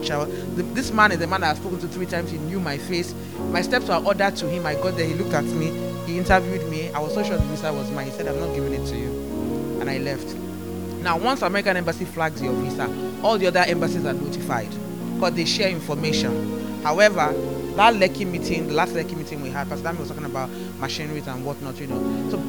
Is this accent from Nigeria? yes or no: yes; Nigeria; anytime you enter an embassy and you are able to get a visa as a Nigerian, it's a testimony.